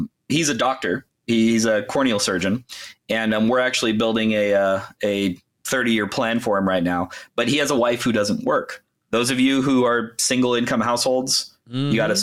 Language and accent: English; Los Angeles, California, United States; also born or lived in Berkeley; I grew up in LA County, and then obviously went to college. I shared at Berkeley, and then moved back home. But yeah, been a California kid my whole life